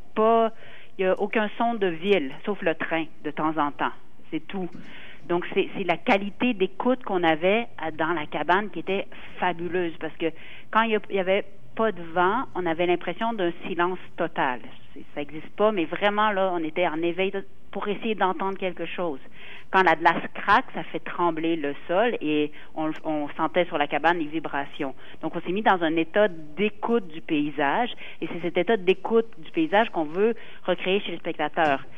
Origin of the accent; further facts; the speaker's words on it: Quebec, Canada; en tant que Québécois